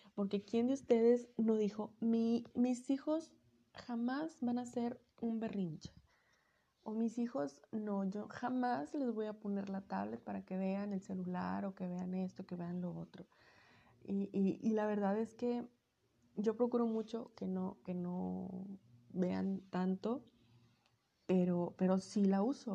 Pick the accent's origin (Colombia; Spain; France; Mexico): Mexico; Sonora; yo soy de, de Sonora.